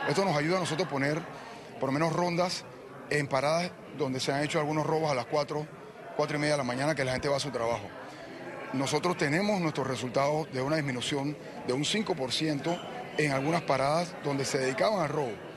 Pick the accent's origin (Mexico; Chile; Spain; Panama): Panama; nosotros como panameños